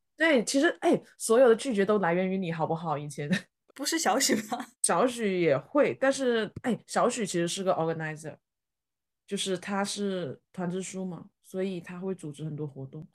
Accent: China; 哪怕我是个中国人

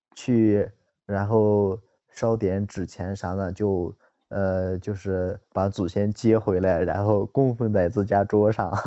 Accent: northern China, China; 我是北方人

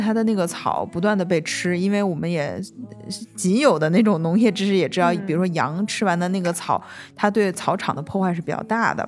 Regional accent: Northeast China, China; moved away; 我作为一个东北人

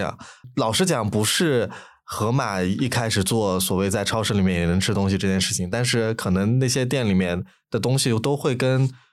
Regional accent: Lanzhou, Gansu, China; moved away; 如果比如说我是兰州人嘛，我能在河马看到

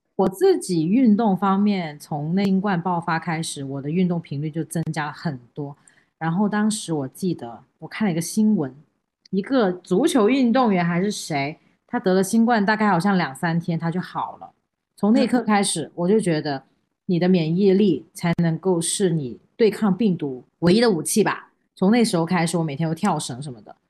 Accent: China; 我们中国人

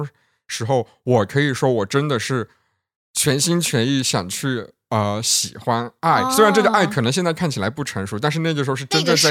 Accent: Yunnan, China; 我们云南那边

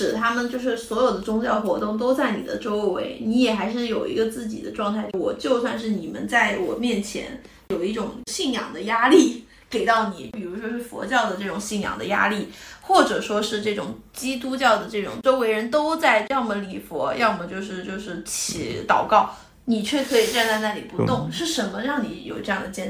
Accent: China; 你这个这跟中我们中国人拜财神爷的

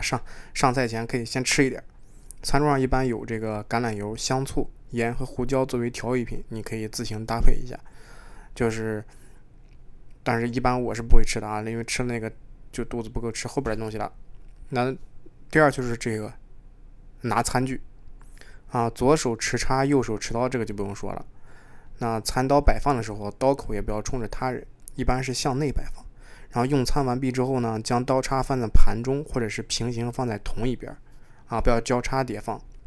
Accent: China; now in Toronto, Canada; 作为一个中国人传统中国人来说

